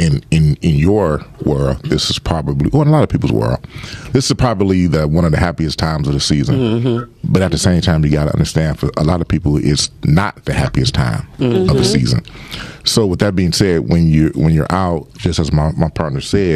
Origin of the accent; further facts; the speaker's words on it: Lawton, United States; from the hood. I grew up living in Lawton.